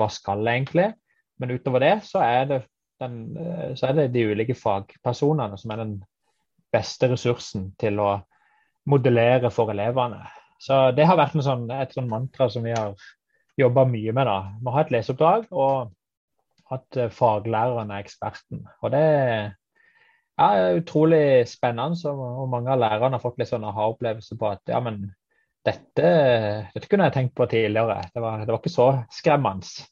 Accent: Kristiansand, Agder, Norway; jeg kommer fra Kristiansand

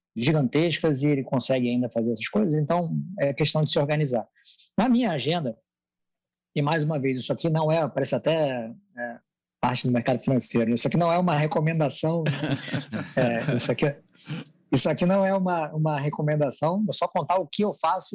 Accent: Rio de Janeiro, Brazil; accent: carioca; moved away as an adult; now in São Paulo, Brazil; sou do, do, Rio de Janeiro, né? Deve ter dado para perceber por algumas palavras, algumas são impossíveis de você esconder o sotaque

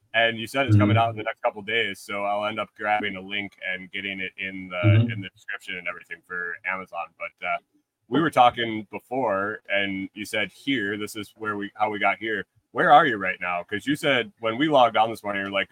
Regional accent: New York, United States; moved away as an adult; also born or lived in Minnesota; I grew up in New York

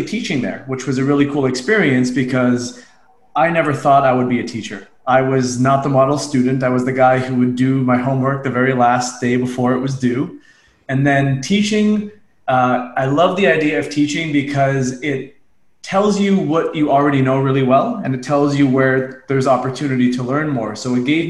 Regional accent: Unionville, Ontario, Canada; I'm a suburban kid. I grew up in Unionville, Ontario, about 30 minutes outside Toronto.

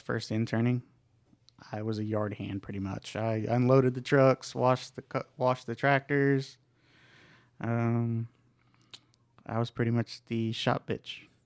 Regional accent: Ardmore, Oklahoma, United States; moved away as an adult; also born or lived in San Luis Potosi, Mexico; now in Texas, United States; I'm from Ardmore, Oklahoma

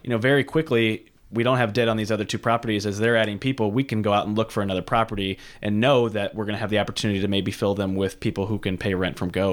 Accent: St. Charles, Missouri, United States; I grew up in Saint Charles, Missouri

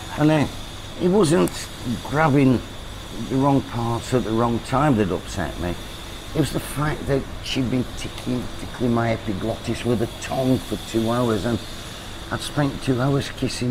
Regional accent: Lancashire, North West England, United Kingdom; moved away as an adult; now in Pattaya, Thailand; I'm from Lancashire

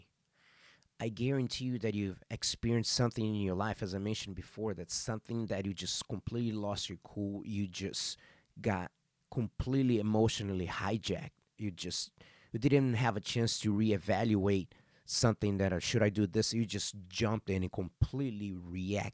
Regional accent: Arizona, United States; I am also from Arizona

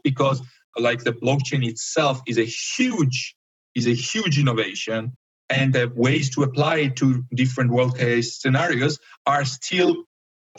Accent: Georgia; from Georgia

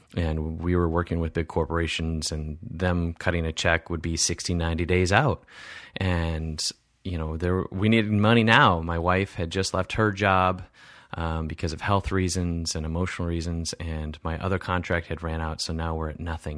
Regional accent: Wisconsin, United States; my Midwest values that, you know, growing up in Wisconsin

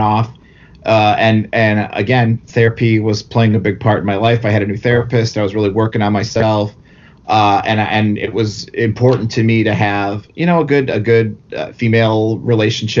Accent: right outside of Chicago, Indiana, United States; Where I grew up in Indiana, we were right outside of Chicago

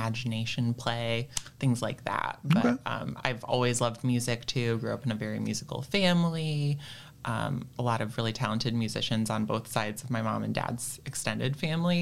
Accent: Ann Arbor, Michigan, United States; I grew up in Ann Arbor

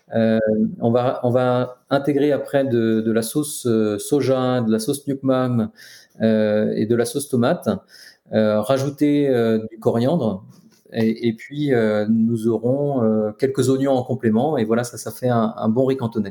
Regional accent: France; je suis né en France

